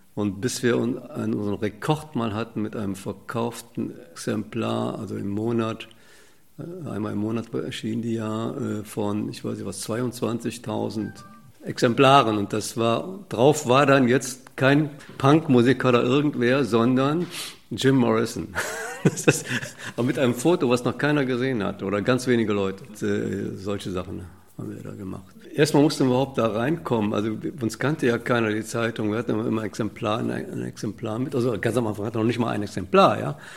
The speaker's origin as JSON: {"language": "German", "town": "Cologne", "region": "North Rhine-Westphalia", "country": "Germany", "tie": "born or raised there", "said": "in der Siedlung bin ich aufgewachsen Niederstraße 9. Das ist in der Nähe von der Agneskirche"}